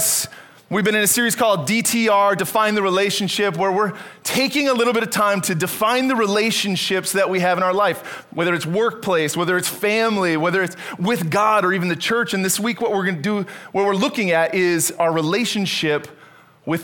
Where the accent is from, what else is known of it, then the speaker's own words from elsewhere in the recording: Canada; moved away as an adult; I was born and raised in Canada